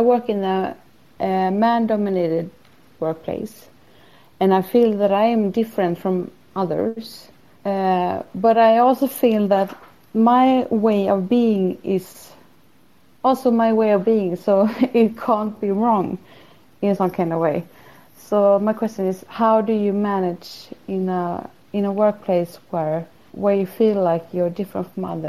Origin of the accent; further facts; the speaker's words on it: Sweden; I'm from Sweden.